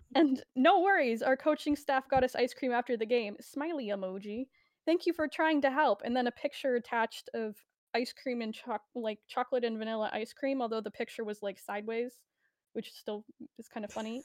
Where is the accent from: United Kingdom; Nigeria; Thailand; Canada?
Canada; I am Canadian